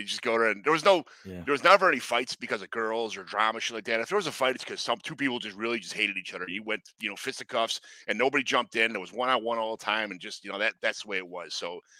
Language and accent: English; Chicago, Illinois, United States; Growing up in the South Side of Chicago and just drinking with all these people all the time.